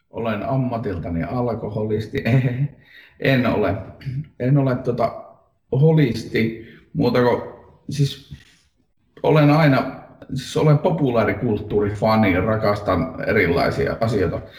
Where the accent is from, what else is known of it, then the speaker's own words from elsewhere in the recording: Lapland, Finland; now in Helsinki, Finland; Olen Lapista Helsinkiin kotiutunut hämähäkkimies fani ehkä.